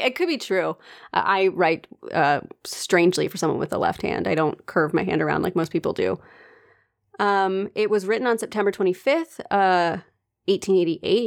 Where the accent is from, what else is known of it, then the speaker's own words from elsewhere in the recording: United States; accent: American; my American accent